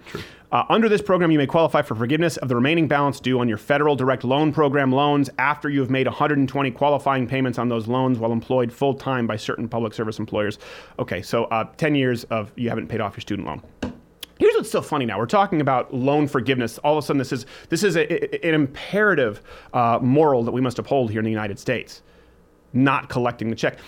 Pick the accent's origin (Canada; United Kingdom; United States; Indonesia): Canada; When I was raised in Canada